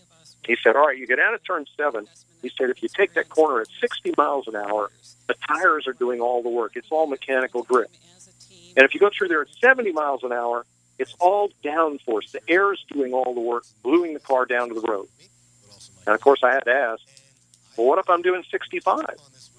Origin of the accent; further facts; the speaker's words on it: Northeast, United States; But I grew up in the Northeast and spent 40-some years up there.